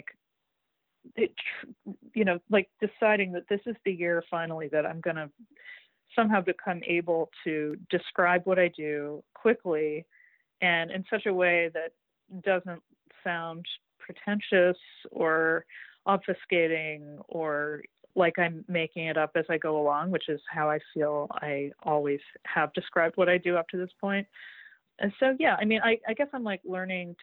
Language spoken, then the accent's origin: English; Greater Boston, Massachusetts, United States; growing up in Greater Boston, and just the what it's like to grow up in a town where the social pecking order of the 17th century is more or less unchanged in the 20th when I was growing up